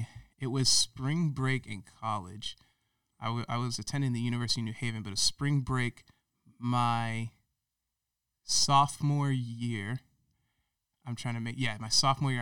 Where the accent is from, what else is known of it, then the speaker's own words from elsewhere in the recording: Florida, United States; also born or lived in Ohio; Because I was born in Ohio and they were bouncing around before that, even before I was born. I was born in Ohio. Then we moved to South Florida. then spent a couple of years or so in South Florida.